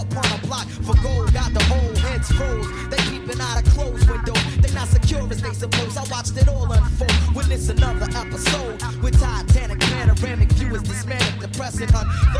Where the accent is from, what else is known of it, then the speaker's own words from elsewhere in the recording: Detroit, Michigan, United States; I grew up in Detroit